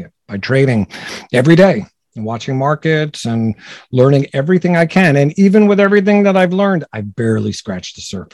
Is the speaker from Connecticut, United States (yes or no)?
no; New Jersey, United States; also born or lived in Brooklyn, New York; I grew up in New Jersey